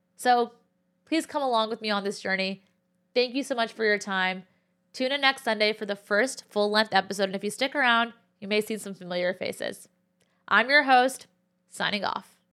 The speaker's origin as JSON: {"language": "English", "town": "Cupertino", "region": "California", "country": "United States", "tie": "born or raised there", "also_born_or_lived": "Berkeley, California", "moved": "as an adult", "lives_now": "New York City, United States", "said": "I'm Pakistani and Muslim and was born and raised in the Bay Area, California. More specifically, Cupertino"}